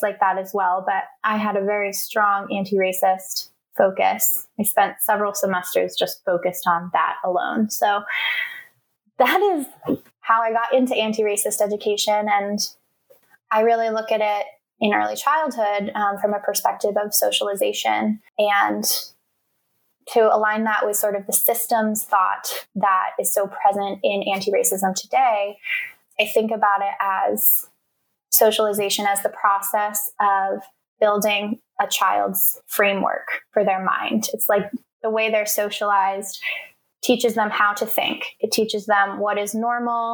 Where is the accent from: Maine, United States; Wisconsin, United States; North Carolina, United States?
Maine, United States; Portland; I grew up in Maine, which is the whitest state in the country